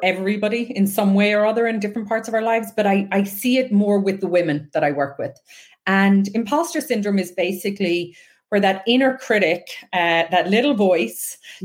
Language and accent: English; west coast of Ireland, Ireland; I grew up on the west coast of Ireland